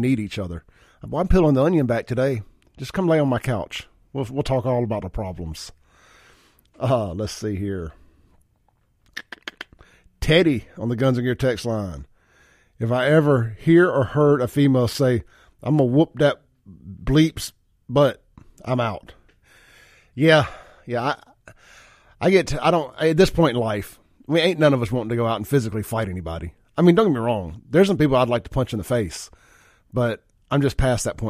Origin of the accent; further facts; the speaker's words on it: Jackson, Mississippi, United States; growing up in South Jackson, going to CC's Pizza on McDowell Road